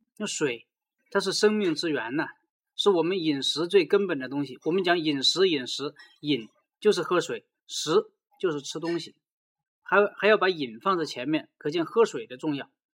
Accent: China; 作为中国人

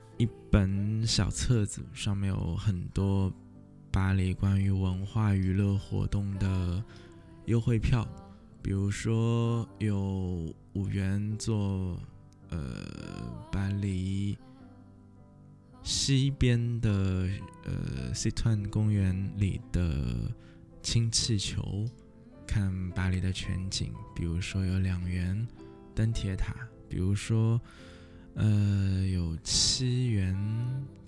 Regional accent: Shanghai, China; moved away; 有一年没回去了，突然也和竹马一样，很想念上海

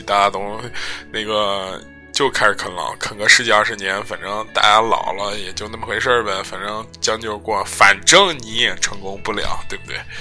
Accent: China; 我们中国人

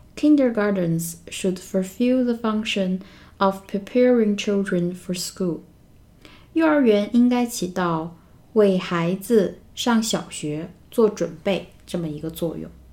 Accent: China; 我们中国人

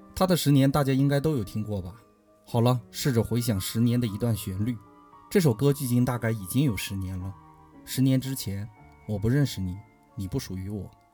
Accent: Inner Mongolia, China; 我的故乡是内蒙古

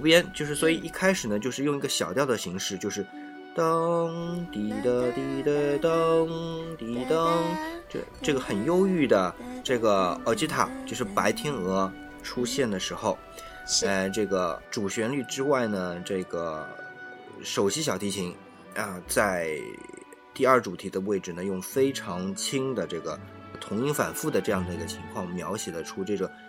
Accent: China; 我们中国人

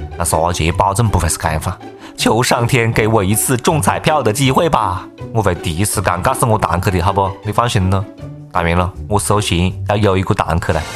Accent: Changsha, Hunan, China; accent: Changsha dialect; 就是我们长沙话里面还有更多的丰富的内容跟大家一道来分享啊。

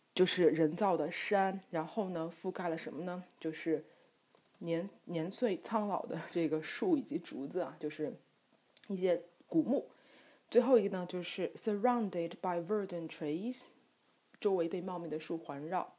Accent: Jiangsu, China; 在我们江苏这边

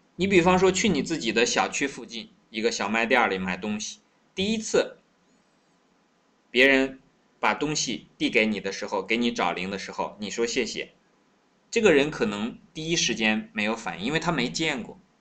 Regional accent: China

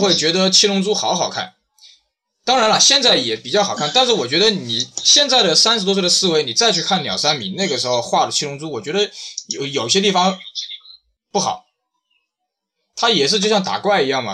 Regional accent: China; 我们中国人

